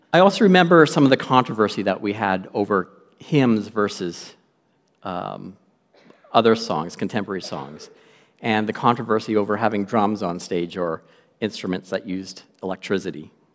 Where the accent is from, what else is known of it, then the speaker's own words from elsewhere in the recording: Lloydminster, Canada; I'm from Lloydminster, not born, but raised in Lloydminster for many, many years